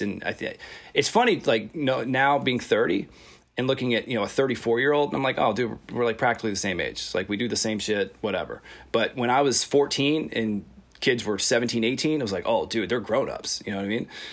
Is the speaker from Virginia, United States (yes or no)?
yes; Virginia, United States; growing up in Virginia